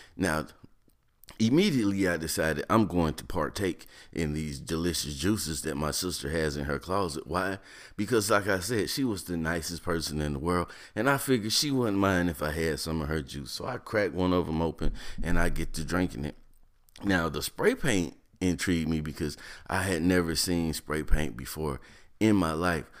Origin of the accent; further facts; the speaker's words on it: North Carolina, United States; moved away; also born or lived in Ohio; growing up in North Carolina, moving to Ohio